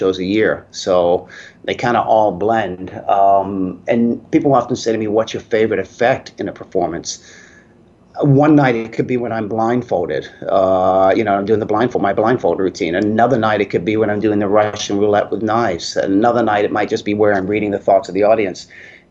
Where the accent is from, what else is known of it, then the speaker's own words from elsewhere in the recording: Hayes, London, United Kingdom; moved away; I'm from England originally, Middlesex, Hayes up that way. I was born up there and lived up there.